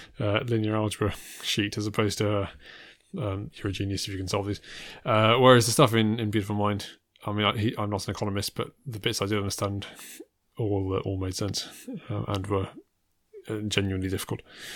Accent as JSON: {"language": "English", "region": "England", "country": "United Kingdom", "tie": "born or raised there", "said": "I was born in England, I stayed in England. I don't have the kind of any of the immigrant experience."}